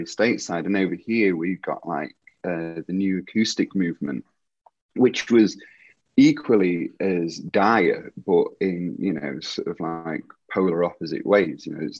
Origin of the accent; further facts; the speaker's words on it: Derby, East Midlands, United Kingdom; moved away as an adult; now in Leeds, United Kingdom; So I moved to Leeds from Derby in 1999 to go to university.